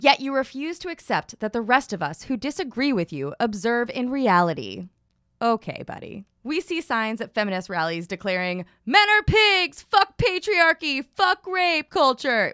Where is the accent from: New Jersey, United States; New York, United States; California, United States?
New York, United States; New York City; I grew up in Staten Island